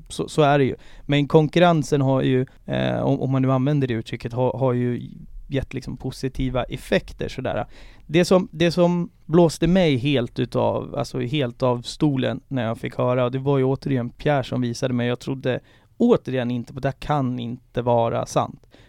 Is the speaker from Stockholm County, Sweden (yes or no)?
yes; Haninge, Stockholm County, Sweden; jag är uppväxt i, i Haninge